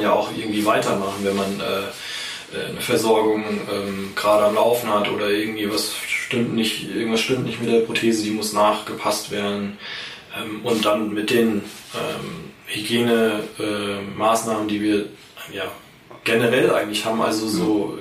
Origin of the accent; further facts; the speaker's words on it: Schlüchtern, Hesse, Germany; ich hier in Schlüchtern äh, groß geworden bin